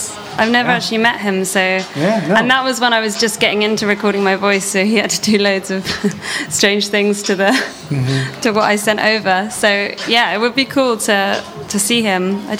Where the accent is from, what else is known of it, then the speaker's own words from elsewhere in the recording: London, United Kingdom; accent: London; shout outs to everyone in London who's listening, because I do miss home a little bit.